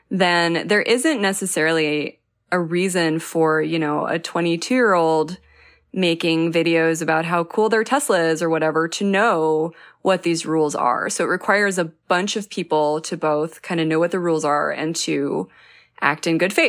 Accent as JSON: {"language": "English", "region": "New Mexico", "country": "United States", "said": "I'm from New Mexico, and so I can say that fighting fire with fire, like a controlled burn, can be very dangerous."}